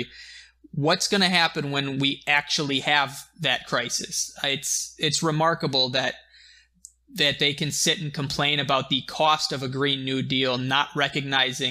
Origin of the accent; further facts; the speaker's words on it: United States; we're American